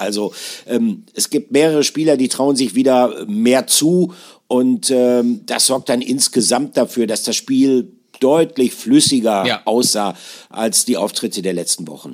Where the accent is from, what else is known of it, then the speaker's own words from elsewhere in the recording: near Bielefeld, North Rhine-Westphalia, Germany; ich bin, äh, geborener Ostwestfale. Äh, bei uns, einzige Ausnahme ist Paderborn. Da wird es auch relativ groß gefeiert, aber ich komme, äh, aus der Nähe von Bielefeld